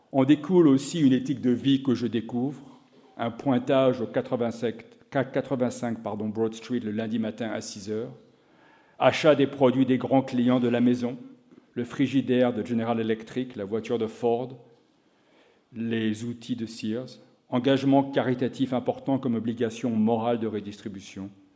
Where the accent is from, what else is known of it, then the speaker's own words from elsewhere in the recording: France; moved away as an adult; also born or lived in Chicago, United States; J'ai quitté la France en 1985 pour l'université de Chicago